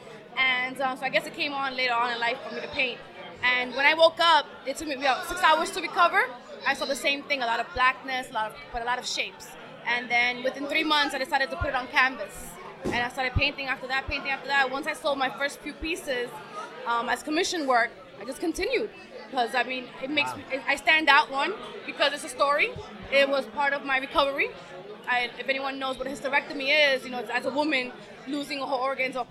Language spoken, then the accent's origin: English; New York, United States; I'm from Queens, so I would travel from Queens to Brooklyn